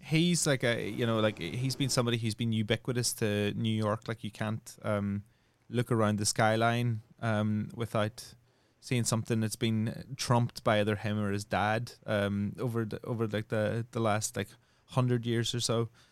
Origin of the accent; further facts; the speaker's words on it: Northern Ireland, United Kingdom; I come from Northern Ireland, which was Catholics and Protestants